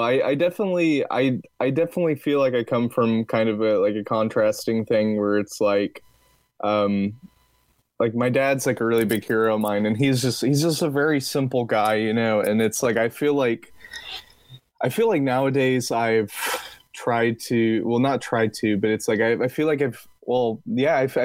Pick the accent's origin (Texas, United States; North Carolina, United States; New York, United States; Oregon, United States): Texas, United States; accent: Texas; my Texas accent